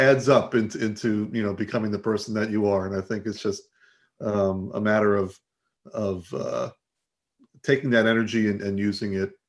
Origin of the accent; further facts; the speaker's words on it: Long Island / Connecticut, New York, United States; accent: New York; moved away as an adult; also born or lived in Boston, Massachusetts; now in California, United States; I was born in Long Island. So I spent the early part of my life there and then went to high school years in Connecticut, Southern Connecticut. And eventually ended up in north of Boston for college